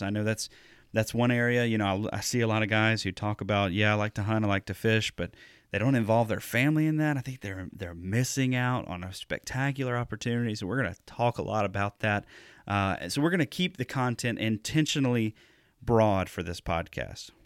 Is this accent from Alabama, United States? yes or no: yes; Alabama, United States; moved away as an adult; also born or lived in Louisiana; now in Wisconsin, United States; I actually grew up in the Deep South. I'm from Alabama, not far from the Gulf Coast